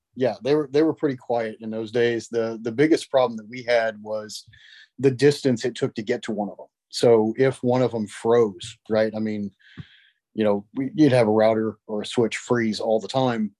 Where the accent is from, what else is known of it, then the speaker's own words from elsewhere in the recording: West Frankfort, Illinois, United States; also born or lived in Marion, Illinois / Carbondale, Illinois; I grew up in West Frankfort, so I am from Southern Illinois